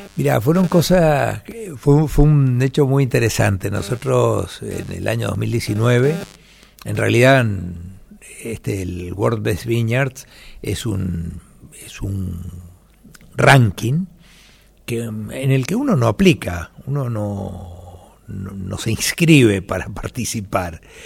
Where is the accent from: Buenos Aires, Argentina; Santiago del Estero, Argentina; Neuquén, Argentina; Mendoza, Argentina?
Mendoza, Argentina; Nosotros somos una familia mendocina